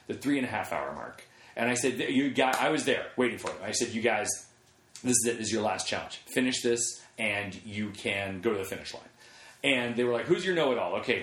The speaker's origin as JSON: {"language": "English", "town": "Oakland", "region": "California", "country": "United States", "tie": "born or raised there", "said": "I was born and raised in Oakland."}